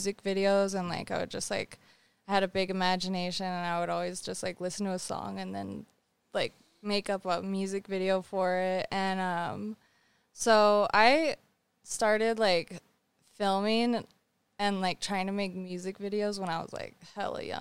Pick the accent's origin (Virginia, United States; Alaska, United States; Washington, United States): Alaska, United States; also born or lived in Texas / Anchorage, Alaska / Whistler, Canada; I actually was born in Texas, but I grew up in Alaska. Like, I moved to Alaska when I was four